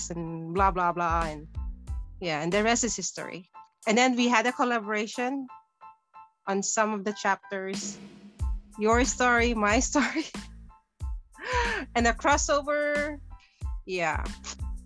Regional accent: Bukidnon, Northern Mindanao, Philippines; moved away as an adult; now in Wellington, New Zealand; even if I was born in the Philippines, I grew up in the Philippines, just living abroad

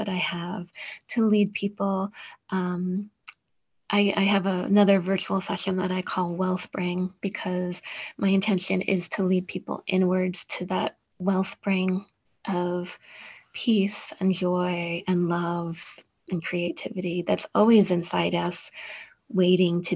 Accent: New York, United States; I'm a New Yorker

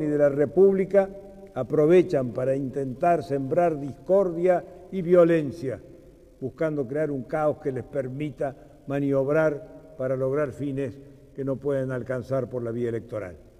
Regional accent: Argentina

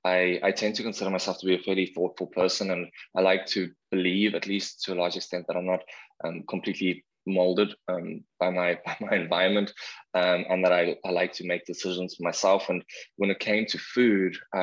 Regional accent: South Africa; now in Vancouver, Canada; I'm from South Africa

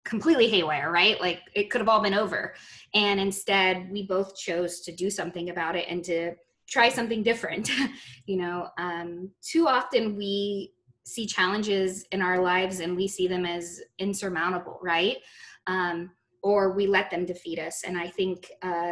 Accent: Texas, United States; I grew up in Texas

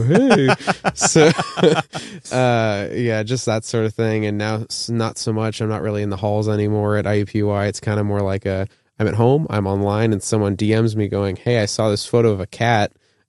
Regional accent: Tucson, Arizona, United States; moved away as an adult; now in Indiana, United States; I'm born and raised in Arizona. I moved up to Indiana for school, doing my master's in music technology, and I make electronic music.

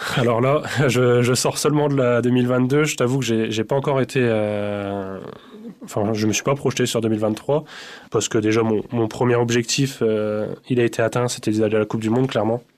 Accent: Dormans, Grand Est, France; also born or lived in Épernay; je suis originaire de Dormant, donc j'ai commencé là-bas à l'âge de 5 ans

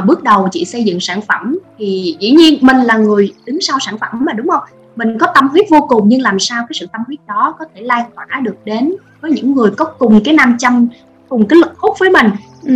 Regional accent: Ho Chi Minh City, Vietnam; bản thân chị sinh ra và lớn lên ở Sài Gòn

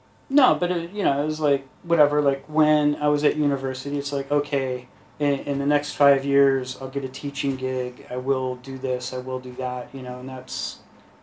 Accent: United States; now in Beijing, China; as an American

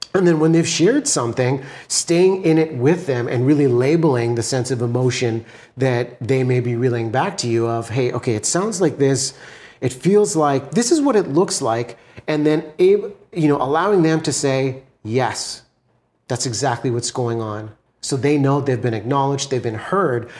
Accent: Vancouver, British Columbia, Canada; I'm from Vancouver, B C, in Canada

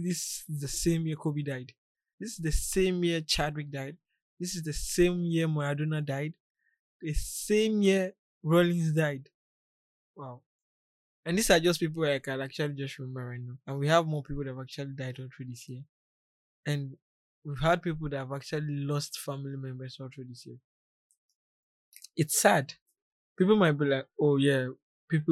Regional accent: Ghana; me being a Ghanaian

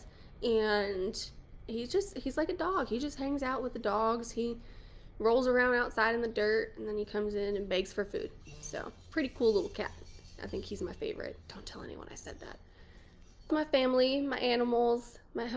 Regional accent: New Mexico, United States; moved away as an adult; now in Lubbock, United States; I'm from New Mexico originally, but I've been in Texas for 10 years-ish

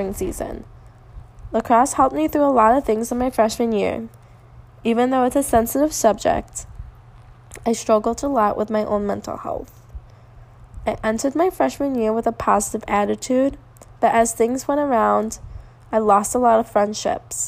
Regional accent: Lake Forest, Illinois, United States; I live almost 5 to 10 minutes away from this location, so I was extremely excited knowing I was going to be in my hometown

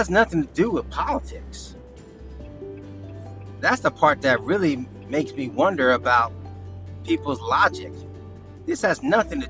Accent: United States; I'm far from embarrassed from being American

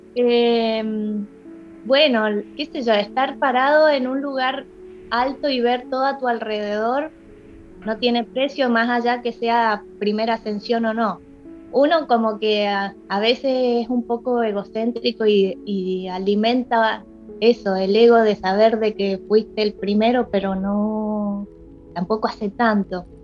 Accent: Mendoza, Argentina; yo soy mendocina

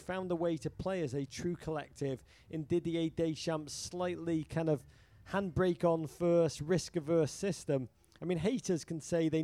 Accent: England, United Kingdom; now in United States; I am American now, but the last vestiges of my Englishness cling to me

